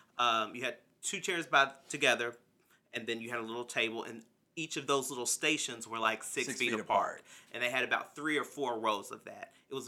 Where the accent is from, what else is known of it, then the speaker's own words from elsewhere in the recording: Harrodsburg, Kentucky, United States; moved away; Yes, there is a protest that is happening in my very little hometown of Harrodsburg, Kentucky.